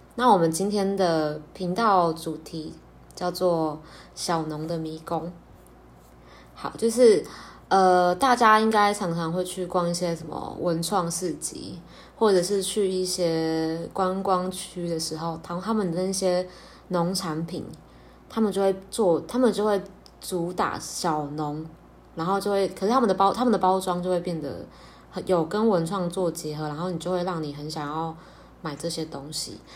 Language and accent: Chinese; Pingtung County, Taiwan; 我的家乡在屏东